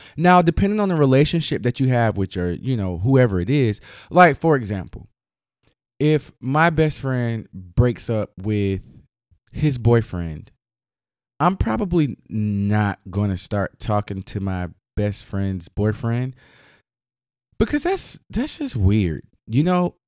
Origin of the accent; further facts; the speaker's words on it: North Carolina, United States; in my home state of North Carolina